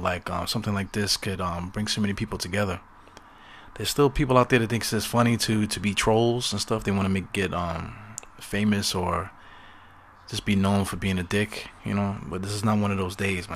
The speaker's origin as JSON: {"language": "English", "town": "New York City", "region": "New York", "country": "United States", "said": "I'm from Brooklyn"}